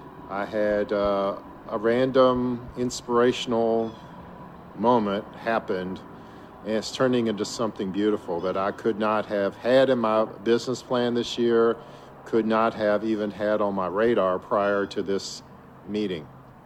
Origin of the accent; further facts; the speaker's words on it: Virginia Beach, Virginia, United States; Today, I'm coming to you from my hometown of Virginia Beach.